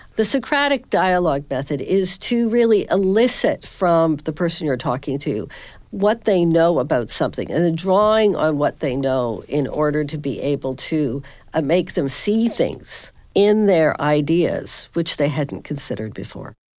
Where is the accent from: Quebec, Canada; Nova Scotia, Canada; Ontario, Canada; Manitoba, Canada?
Ontario, Canada; Southern; moved away as an adult; also born or lived in Halifax, Canada; now in Northern Virginia, United States; I teach at Patrick Henry College in Northern Virginia, but I'm originally from Southern Ontario